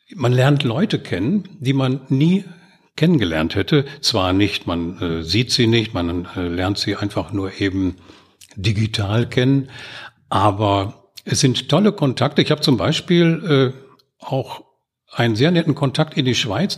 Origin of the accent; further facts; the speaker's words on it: Gelsenkirchen, North Rhine-Westphalia, Germany; now in Oberhausen, Germany; Ich bin in Gelsenkirchen-Erle im Schatten der Zeche Graf Bismarck groß geworden